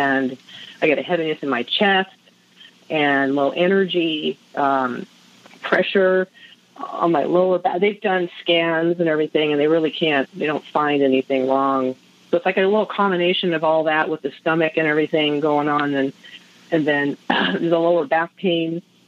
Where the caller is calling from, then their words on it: California, United States; I am calling from the high desert of California near Joshua Tree.